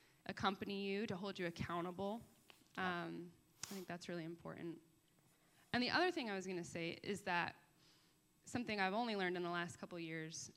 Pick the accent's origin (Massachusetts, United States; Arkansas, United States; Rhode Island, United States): Massachusetts, United States; Boston; I grew up in Boston